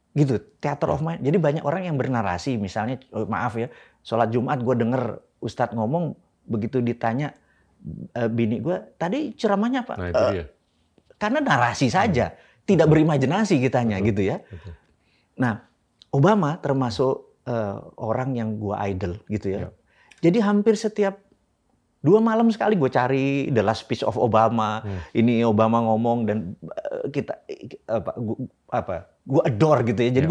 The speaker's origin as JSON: {"language": "Indonesian", "country": "Indonesia", "tie": "born or raised there", "first_language": "Javanese", "second_language": "Indonesian", "said": "gua dilahirkan di di Indonesia di sebuah keluarga kecil"}